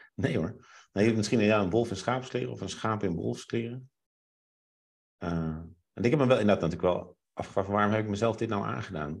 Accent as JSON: {"language": "Dutch", "region": "Groningen", "country": "Netherlands", "tie": "born or raised there", "said": "ik ging in Groningen wonen en toen ben ik twee jaar gepest"}